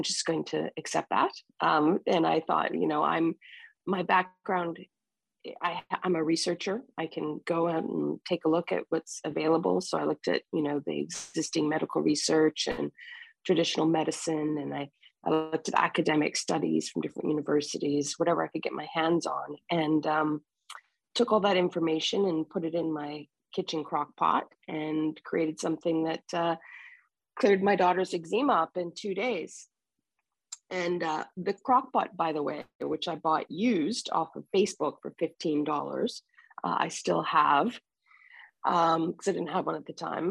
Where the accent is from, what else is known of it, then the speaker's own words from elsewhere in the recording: Fort William First Nation, Ontario, Canada; I am Ojibwe from Fort William First Nation in up here in Canada.